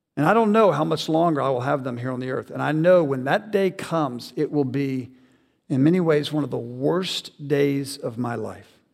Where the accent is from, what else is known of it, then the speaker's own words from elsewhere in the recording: the South, United States; I grew up in the South. I'm a typical Southern boy